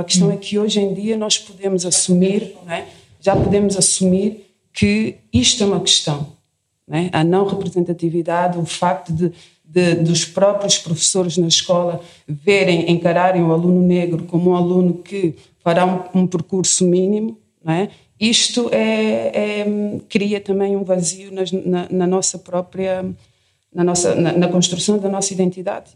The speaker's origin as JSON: {"language": "Portuguese", "country": "Portugal", "said": "sou portuguesa"}